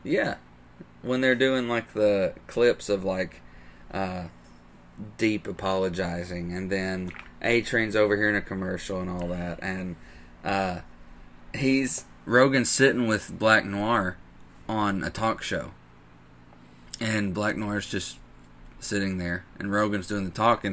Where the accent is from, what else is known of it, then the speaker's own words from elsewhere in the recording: the Bible Belt, United States; growing up in the Bible Belt, and especially this town.